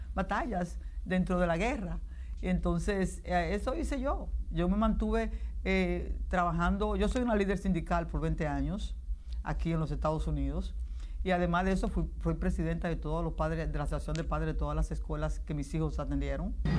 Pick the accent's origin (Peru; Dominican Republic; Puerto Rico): Dominican Republic; moved away as an adult; now in New York, United States; yo vengo luchando desde la República Dominicana